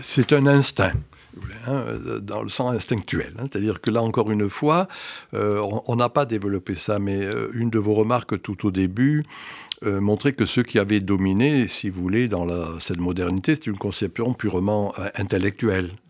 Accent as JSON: {"language": "French", "area": "Graissessac, Cévennes", "region": "Occitania", "country": "France", "tie": "born or raised there", "also_born_or_lived": "Strasbourg", "moved": "yes", "said": "je viens d'un petit village des Cévennes qui s'appelle Grès-sac, qui était un village"}